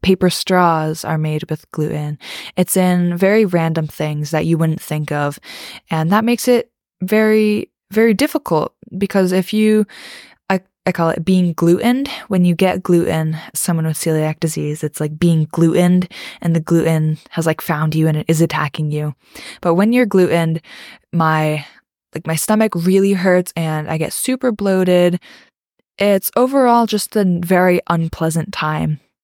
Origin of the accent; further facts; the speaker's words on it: East Coast, United States; also born or lived in the South (US); I live in America on the East Coast, and I grew up mostly on the East Coast, but I did move to the South when I was in eighth grade